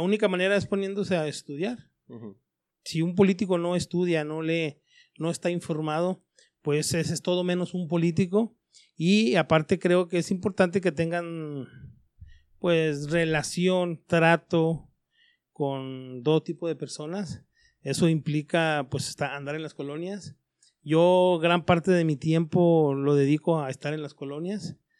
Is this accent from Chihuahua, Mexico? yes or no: yes; Hidalgo del Parral, Chihuahua, Mexico; also born or lived in Chapingo; now in Ciudad Juárez, Mexico; yo soy de Parrán